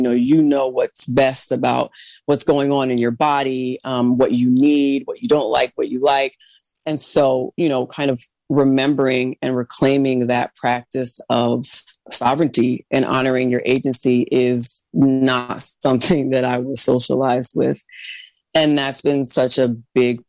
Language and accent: English; United States; I'm Black American